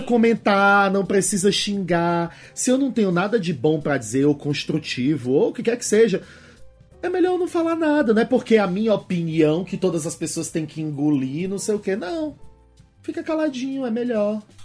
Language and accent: Portuguese; Fortaleza, Ceará, Brazil; também eu venho de Fortaleza. Em Fortaleza, Ceará